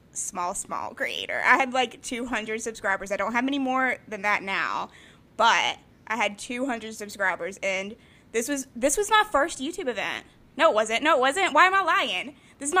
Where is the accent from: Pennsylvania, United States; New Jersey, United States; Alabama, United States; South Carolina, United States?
South Carolina, United States; I'm 27 and I'm from South Carolina